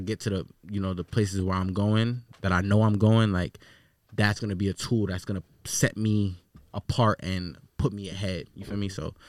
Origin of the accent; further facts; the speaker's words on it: Queens, New York, United States; So I was partially raised in Queens and shit. So you feel me? I went to a lot of schools in Queens and then bounced around here and there.